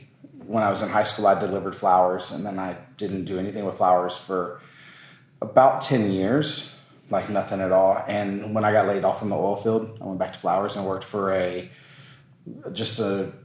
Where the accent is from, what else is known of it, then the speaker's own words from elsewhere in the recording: Texas, United States; I moved to Texas when I was 9 months old.